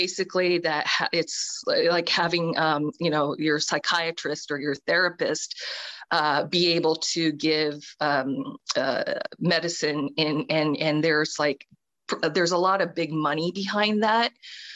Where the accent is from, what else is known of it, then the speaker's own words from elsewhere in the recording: Washington, United States; I'm from Washington State. I'm in Washington State